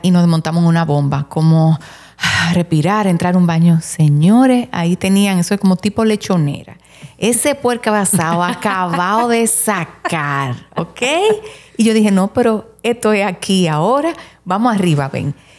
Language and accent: Spanish; Santiago de los Caballeros, Santiago, Dominican Republic; Nosotros somos de Santiago